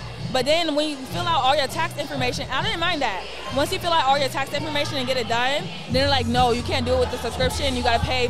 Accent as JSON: {"language": "English", "town": "Atlanta", "region": "Georgia", "country": "United States", "said": "Cause like in Atlanta, I used to stay in Clarkston because my mom's an immigrant. So she's from Nigeria."}